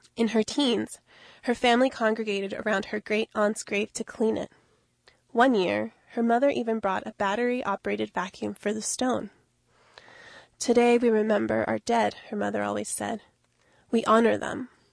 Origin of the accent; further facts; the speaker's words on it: Miami, Florida, United States; I grew up mainly in Miami.